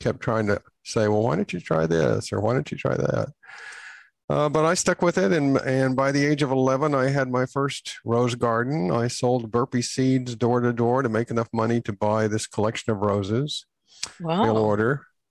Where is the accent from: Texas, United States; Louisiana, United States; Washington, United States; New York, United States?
Texas, United States; Texas Panhandle, United States; now in Los Angeles, United States; I was born in the Texas Panhandle